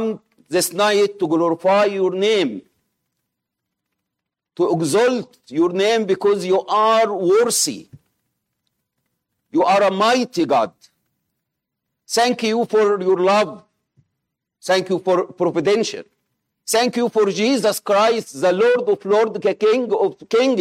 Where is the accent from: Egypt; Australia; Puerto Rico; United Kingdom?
Egypt; accent: Egyptian; English is a second language; my Egyptian accent